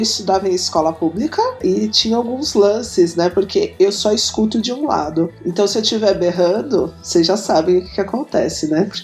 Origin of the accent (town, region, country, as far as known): Taboão da Serra, São Paulo, Brazil; born or raised there; also born or lived in Sorocaba; now in São Paulo, Brazil